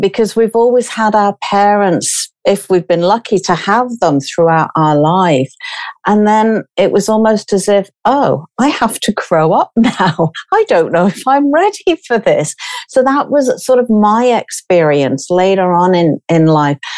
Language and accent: English; United Kingdom; from being British.